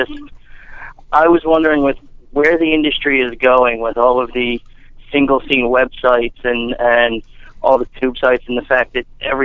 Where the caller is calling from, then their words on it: Pennsylvania, United States; I'm calling from Pennsylvania